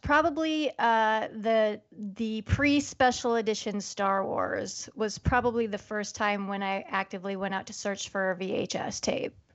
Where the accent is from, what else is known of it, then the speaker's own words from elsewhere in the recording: Iowa, United States; I'm from Iowa, born and raised, Midwest gal